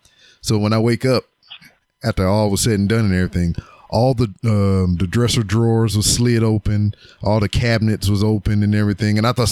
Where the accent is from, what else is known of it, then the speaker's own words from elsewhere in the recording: Louisiana, United States; now in Houston, United States; I'm from Louisiana, but I'm currently living in Texas.